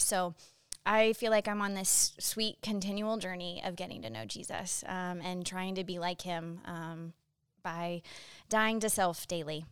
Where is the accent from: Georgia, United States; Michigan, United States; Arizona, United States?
Arizona, United States; Phoenix; also born or lived in Boston; I was born in Boston, but grew up in Phoenix, Arizona